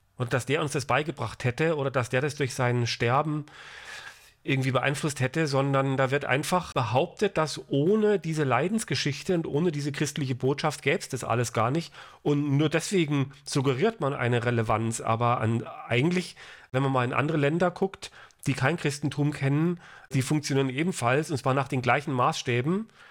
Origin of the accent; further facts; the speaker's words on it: Frankfurt, Hesse, Germany; ich komme ja hier aus Hessen, aus Frankfurt